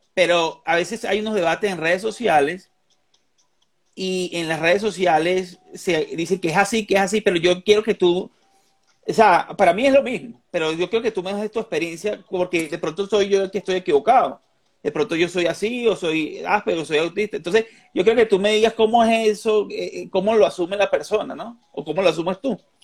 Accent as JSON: {"language": "Spanish", "country": "Venezuela", "tie": "born or raised there", "moved": "yes", "lives_now": "Colombia", "said": "yo soy colombo venezolano, yo nací en Venezuela y vivo aquí"}